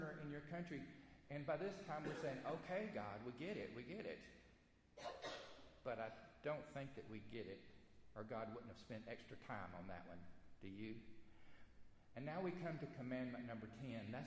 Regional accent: the South, United States; accent: Southern; we're from the South, most of us are from the South, I'm going to do this in Southern speak

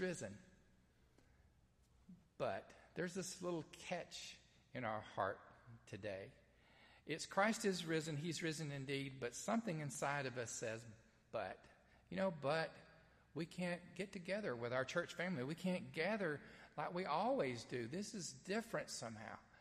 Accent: the South, United States; accent: southern; I try to speak Greek in my southern accent

